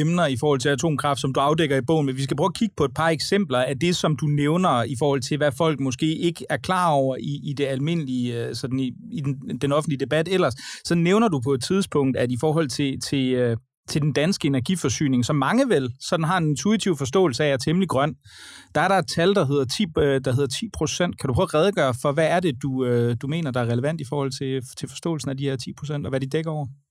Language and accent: Danish; Aarhus, Central Denmark Region, Denmark; i min hjemby Aarhus